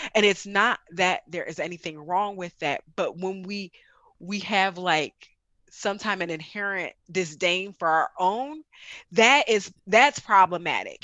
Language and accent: English; United States; I grew up in America completely